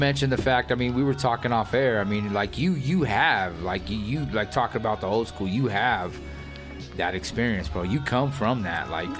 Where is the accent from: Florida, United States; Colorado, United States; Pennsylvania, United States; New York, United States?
Colorado, United States; Denver; we're from Denver.